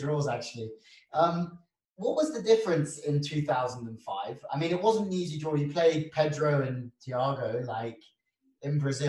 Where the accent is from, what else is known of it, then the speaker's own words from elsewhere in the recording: England, United Kingdom; because I'm from England